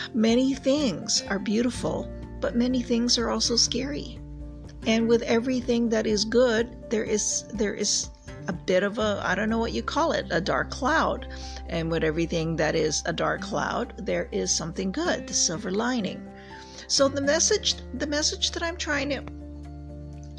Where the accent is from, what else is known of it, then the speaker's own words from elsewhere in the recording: Canada; I have lived across Canada and practiced in several provinces. There you go. I'm Canadian